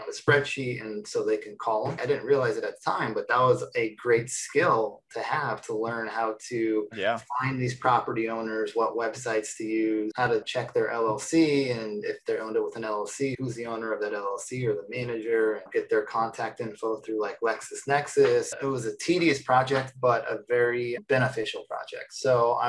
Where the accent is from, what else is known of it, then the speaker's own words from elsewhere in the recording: Phoenix, Arizona, United States; I was born in Phoenix, Arizona